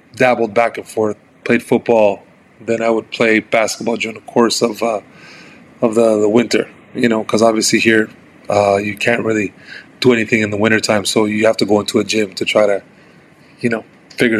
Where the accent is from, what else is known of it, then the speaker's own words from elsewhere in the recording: Montreal, Quebec, Canada; very, very, very poor area here in Montreal, I had to grow up kind of, you know, on my toes